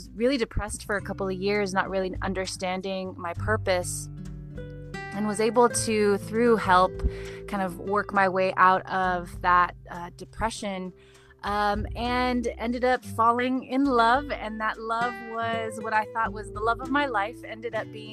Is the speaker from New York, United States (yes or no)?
no; Santa Ana, California, United States; I grew up in Santa Ana, Orange County